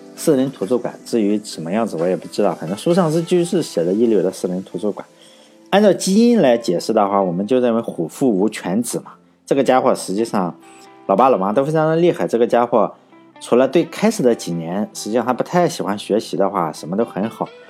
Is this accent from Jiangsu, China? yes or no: no; Shandong, China; accent: Shandong dialect; 我们那个山东土话叫暴掌